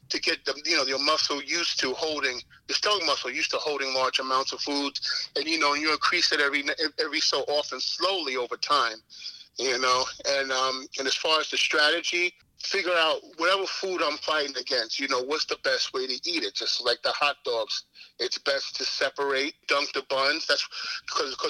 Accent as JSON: {"language": "English", "town": "New York City", "region": "New York", "country": "United States", "tie": "born or raised there", "lives_now": "Selden, United States", "said": "I grew up in Springfield Gardens, you know, by South Jamaica."}